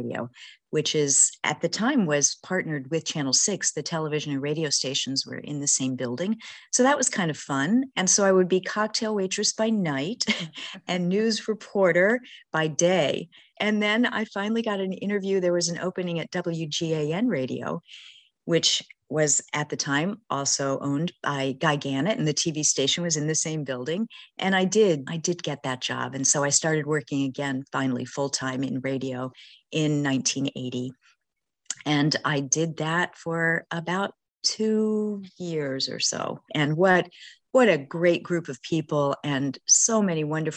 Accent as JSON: {"language": "English", "town": "Washington", "region": "District of Columbia", "country": "United States", "tie": "born or raised there", "also_born_or_lived": "Bloomington, Indiana", "moved": "as an adult", "lives_now": "Maine, United States", "said": "I grew up mostly in the Washington, D.C. area"}